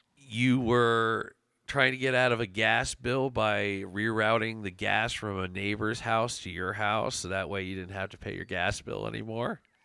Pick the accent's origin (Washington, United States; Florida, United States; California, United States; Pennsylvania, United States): Pennsylvania, United States; Chester County; I'm from Chester County.